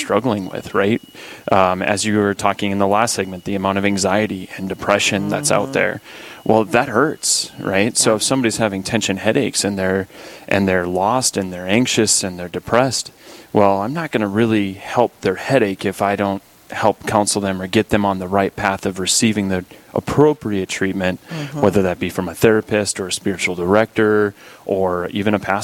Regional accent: Dickinson, North Dakota, United States; So I'm originally from the Dickinson area. I went to South Hart, which is about 10 miles west of town, and been a parishioner at St. Joseph's here growing up

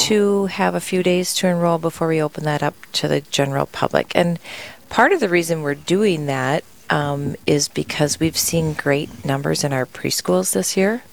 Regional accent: Tracy, Minnesota, United States; now in Sioux Falls, United States; I grew up in Minnesota and was able to go to my parents sent us to a Catholic elementary in my town of Tracy, Minnesota

